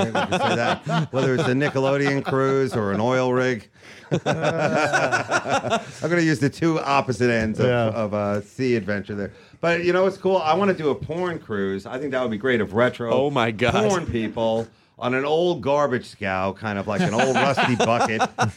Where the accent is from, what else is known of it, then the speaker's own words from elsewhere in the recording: New York, United States; And, you know, we're both from Long Island.